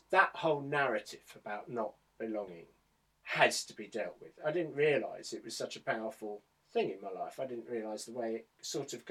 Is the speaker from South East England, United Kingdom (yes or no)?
yes; Medway towns, South East England, United Kingdom; I come from the Medway towns.